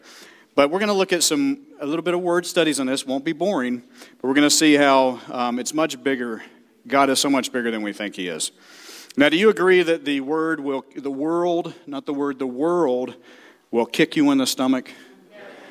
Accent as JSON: {"language": "English", "region": "the South", "country": "United States", "said": "I'm from the South"}